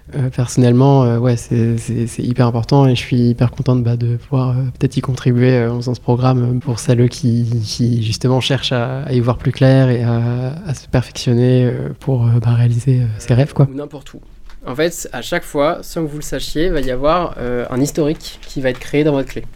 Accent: Rouen, Normandy, France; j'ai 21 ans, je viens de Rouen

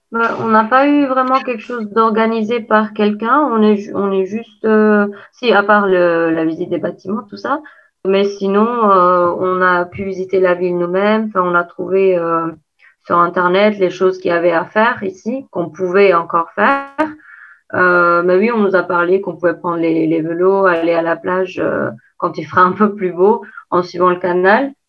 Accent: Kosovo; French is a second language; moved away as an adult; now in Caen, France

